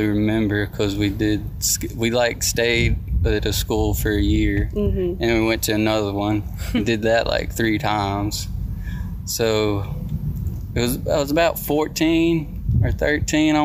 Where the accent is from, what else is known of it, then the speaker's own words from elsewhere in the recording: Terry, United States; we grew up in Terry most of my life